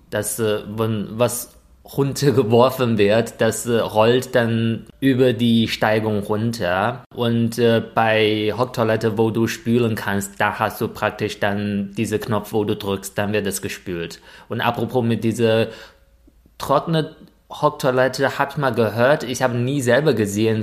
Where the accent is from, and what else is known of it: China; born or raised there; German is a second language; moved away as an adult; now in Germany